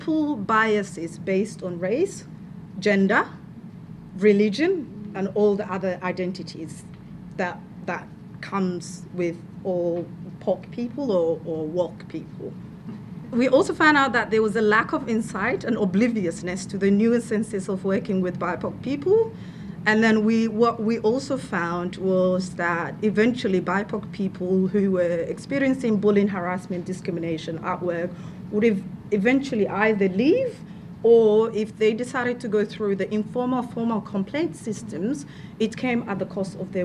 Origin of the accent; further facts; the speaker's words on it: Somalia; moved away as an adult; now in Victoria, Australia; I am from Somalia. I've lived here for 10 years, came here as an international student